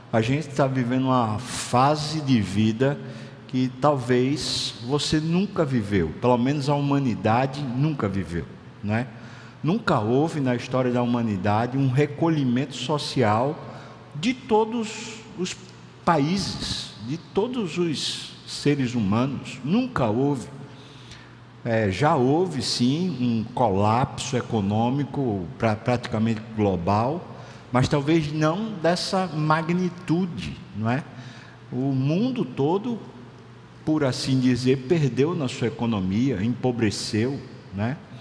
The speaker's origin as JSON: {"language": "Portuguese", "country": "Brazil"}